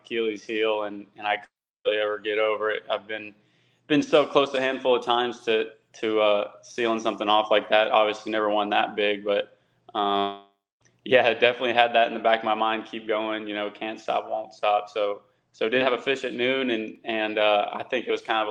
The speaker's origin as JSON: {"language": "English", "region": "Texas", "country": "United States", "said": "I'm from Texas"}